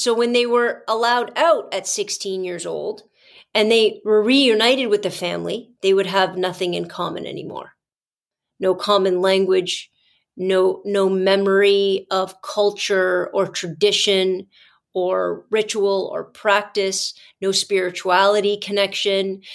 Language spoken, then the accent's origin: English; Canada; our history, Canadian history with our Indigenous peoples